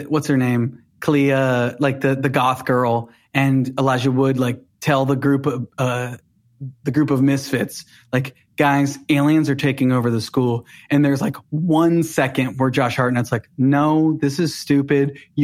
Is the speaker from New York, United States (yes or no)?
no; Cincinnati, Ohio, United States; I grew up outside of Cincinnati, in the burbs of Cincinnati